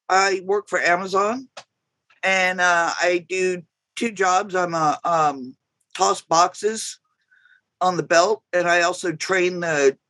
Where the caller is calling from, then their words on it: Woonsocket, Rhode Island, United States; I'm coming from Woonsocket, Rhode Island.